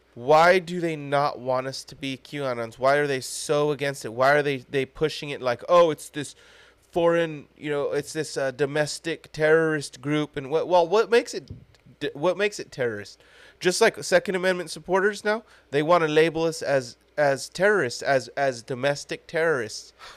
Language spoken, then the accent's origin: English; United States; as an American